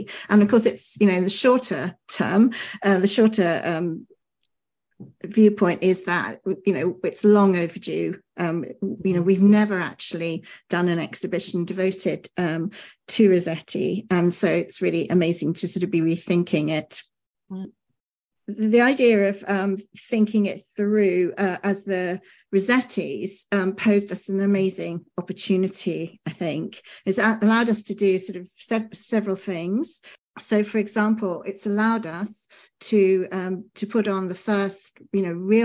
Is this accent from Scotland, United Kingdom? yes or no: no; Birmingham, West Midlands, United Kingdom; I was brought up in Birmingham, and I used to wander into Birmingham Art Gallery